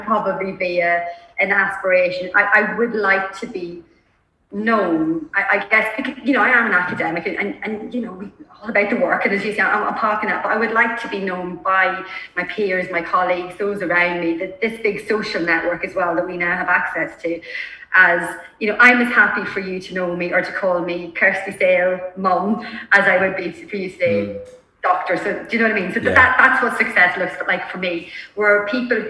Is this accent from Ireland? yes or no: yes; Ireland; I'm Irish